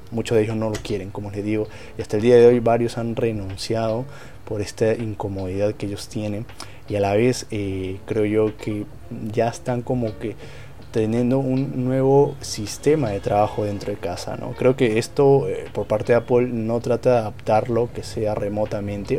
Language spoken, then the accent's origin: Spanish; Peru; Yo soy de Perú